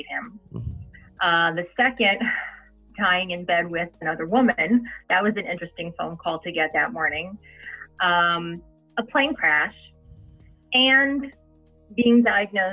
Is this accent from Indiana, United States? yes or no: no; New Jersey, United States; I'm Italian. I'm from New Jersey